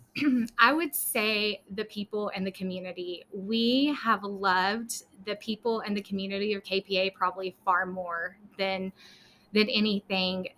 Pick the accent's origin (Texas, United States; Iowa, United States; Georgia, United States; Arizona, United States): Texas, United States; Lubbock; also born or lived in Dallas area, Texas / McKinney, Texas; we are originally from Lubbock. We uh, transplanted down to the Dallas area for several years